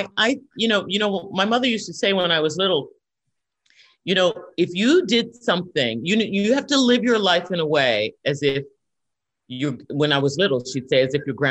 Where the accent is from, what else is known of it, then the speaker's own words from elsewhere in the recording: Washington, District of Columbia, United States; I'm from Washington, D.C., born and raised, and whenever I have the opportunity to perform in my hometown